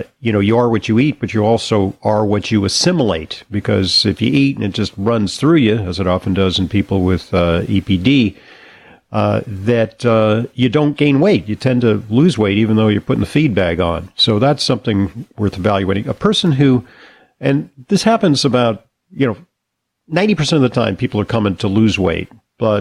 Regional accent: California, United States; growing up in California

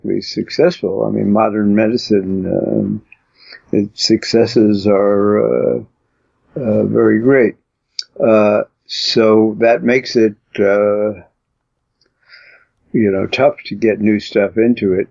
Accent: New York City, New York, United States; I come from Brooklyn

